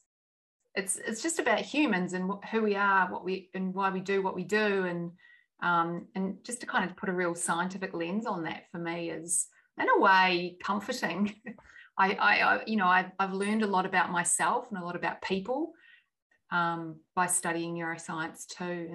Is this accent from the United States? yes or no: no; New Zealand; moved away; I grew up in New Zealand